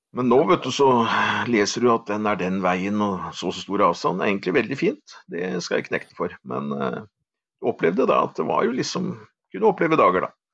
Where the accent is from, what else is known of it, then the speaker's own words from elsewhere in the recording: Åmot, Norway; jeg vokste opp eh, på Åmot